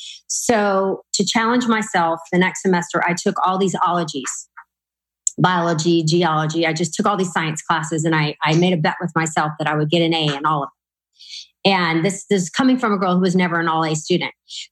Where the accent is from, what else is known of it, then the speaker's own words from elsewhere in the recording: Louisiana, United States; moved away as an adult; now in Texas, United States; I'm from Louisiana. So I went to the college in my hometown